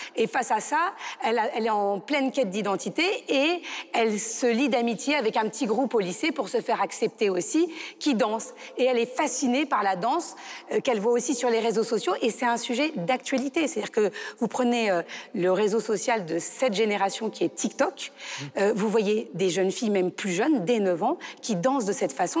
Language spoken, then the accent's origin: French; France; en tant que Français